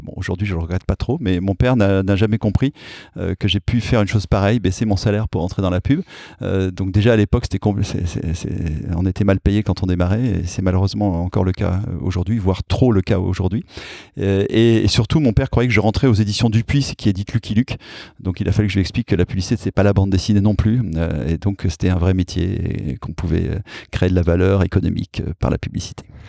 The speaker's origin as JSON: {"language": "French", "town": "Clermont-Ferrand", "region": "Auvergne-Rhône-Alpes", "country": "France", "tie": "born or raised there", "also_born_or_lived": "Paris", "moved": "as an adult", "said": "Ma ville natale devrait changer de nom"}